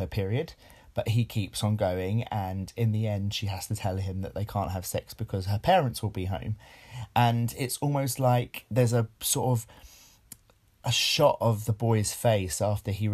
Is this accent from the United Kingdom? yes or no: yes; United Kingdom; we're British